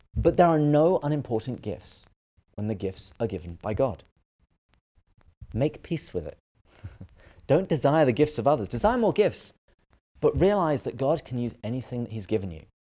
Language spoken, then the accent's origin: English; England, United Kingdom; moved away as an adult; now in United States; I am originally from England, but I moved to the States about ten years ago now.